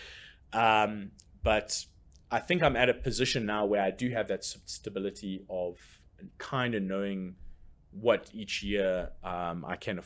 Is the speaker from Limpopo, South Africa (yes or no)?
no; Port Elizabeth, Eastern Cape, South Africa; now in Johannesburg, South Africa; my hometown, Port Elizabeth